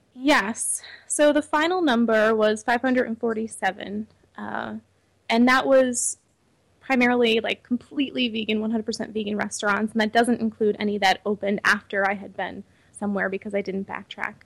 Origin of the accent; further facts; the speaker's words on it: Troy, New York, United States; also born or lived in Syracuse, New York; my parents got really involved in the local veg community in upstate New York. We're from the Troy area